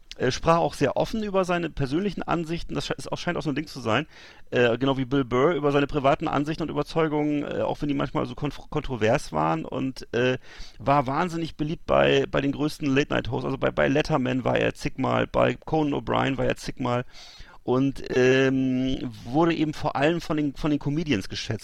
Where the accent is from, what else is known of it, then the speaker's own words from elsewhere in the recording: Germany; bei uns in Deutschland